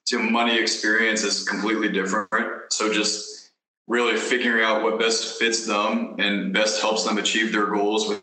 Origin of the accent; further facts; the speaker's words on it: Kansas City, United States; moved away; I'm from Kansas City